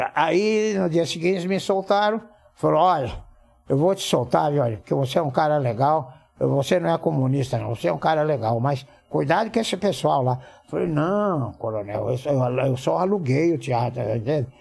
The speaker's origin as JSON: {"language": "Portuguese", "town": "Ourinhos", "region": "São Paulo", "country": "Brazil", "tie": "born or raised there", "said": "na minha rua, lá em Ourinhos, eu devia ter o quê, uns 10 anos?"}